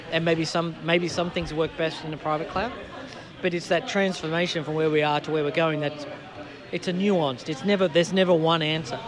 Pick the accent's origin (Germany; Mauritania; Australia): Australia; moved away as an adult; now in United Kingdom; I grew up in Australia